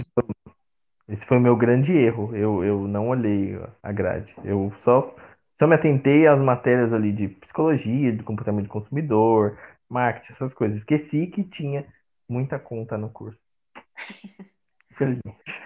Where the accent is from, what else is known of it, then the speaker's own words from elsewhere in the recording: Osasco, São Paulo, Brazil; Eu sou de Osasco, viu? Eu sou de Osasco, sou cristão